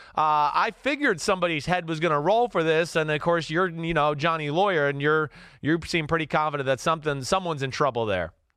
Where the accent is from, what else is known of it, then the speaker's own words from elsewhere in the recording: New Jersey, United States; I'm from Jersey